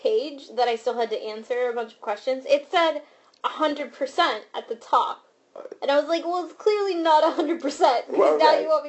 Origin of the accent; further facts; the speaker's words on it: Florida, United States; now in Pittsburgh, United States; I'm from Florida. My parents live there. My whole family's there.